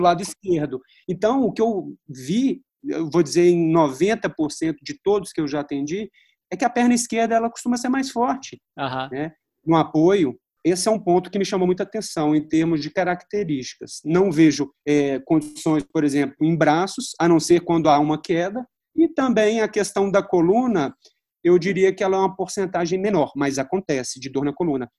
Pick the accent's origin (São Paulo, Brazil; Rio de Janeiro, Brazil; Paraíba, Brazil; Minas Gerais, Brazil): Minas Gerais, Brazil; Belo Horizonte; Eu sou de Belo Horizonte